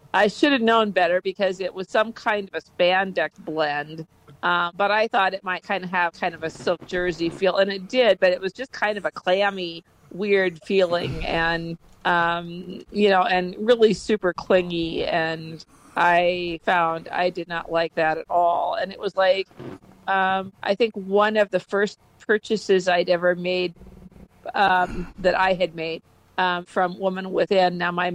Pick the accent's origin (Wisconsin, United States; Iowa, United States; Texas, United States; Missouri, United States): Iowa, United States; now in Topeka, United States; No, I came from Iowa, but I'm in Topeka.